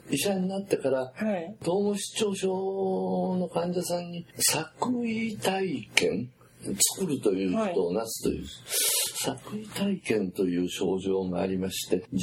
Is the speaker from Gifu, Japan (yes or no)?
yes; Takayama, Gifu, Japan; 例えば私、岐阜県の高山で育ちましたでしょ、